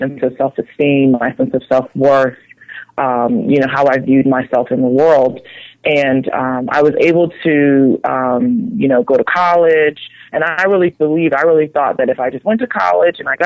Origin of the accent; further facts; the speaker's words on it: Philadelphia, Pennsylvania, United States; I'm originally from Philadelphia. I grew up in the inner city, in the ghetto